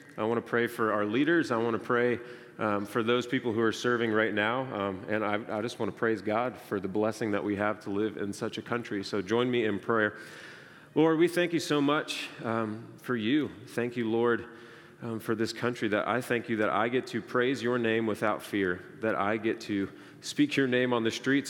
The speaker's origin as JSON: {"language": "English", "country": "United States", "tie": "born or raised there", "said": "I was born in the United States. I'm so grateful that I currently live here"}